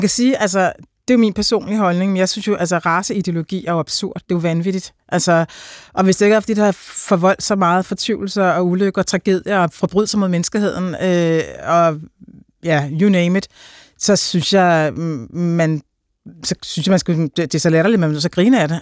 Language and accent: Danish; Denmark; jeg, som dansker